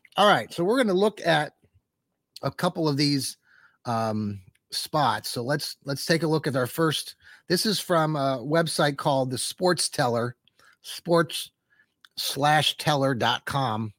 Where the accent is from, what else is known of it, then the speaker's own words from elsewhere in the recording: Wooster, Ohio, United States; I grew up there in Wooster, Ohio